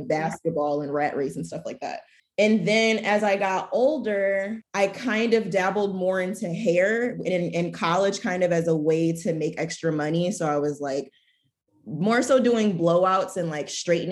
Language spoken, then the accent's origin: English; Michigan, United States; I'm from Michigan